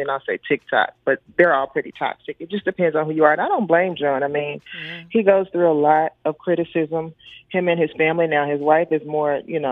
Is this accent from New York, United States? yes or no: no; Memphis, Tennessee, United States; I'm from Memphis, Tennessee